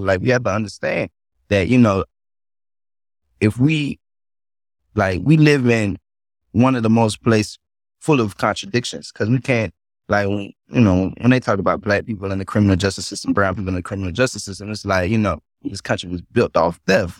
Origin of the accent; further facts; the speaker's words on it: North Carolina, United States; born and raised in North Carolina